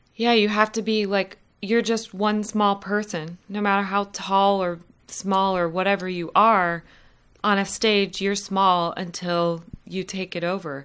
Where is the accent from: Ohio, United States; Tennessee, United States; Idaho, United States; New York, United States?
Ohio, United States; Columbus; moved away as an adult; now in Winston-Salem, United States; I'm originally from Columbus, Ohio